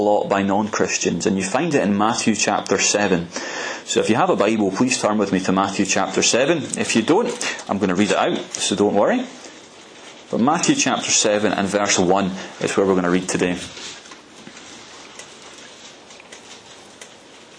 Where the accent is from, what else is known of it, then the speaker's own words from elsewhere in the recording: Arbroath, Scotland, United Kingdom; my earliest memories of youth fellowship growing up in Arbroath